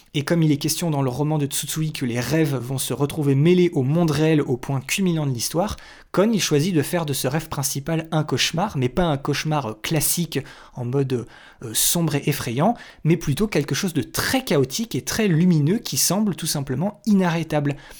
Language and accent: French; France; chez nous en France